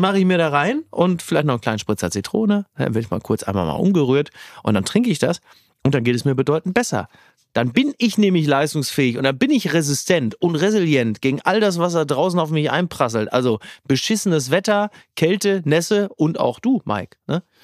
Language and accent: German; Castrop-Rauxel, North Rhine-Westphalia, Germany; mein Heimatdorf Henrichenburg